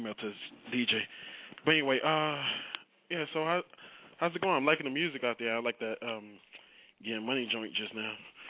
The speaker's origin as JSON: {"language": "English", "region": "New York", "country": "United States", "said": "I'm from New York"}